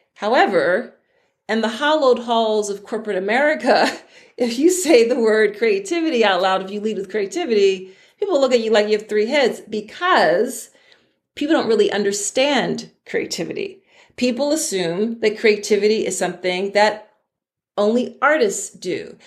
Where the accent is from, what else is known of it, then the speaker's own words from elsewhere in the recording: Philadelphia, Pennsylvania, United States; I'm from Philadelphia on the East Coast of the United States.